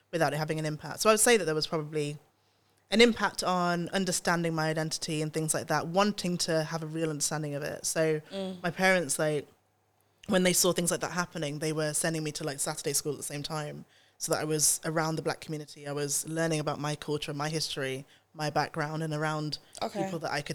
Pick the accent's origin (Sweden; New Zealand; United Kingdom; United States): United Kingdom; Nottingham, East Midlands; I grew up in Nottingham. I went to an all-white school and I was the only black child there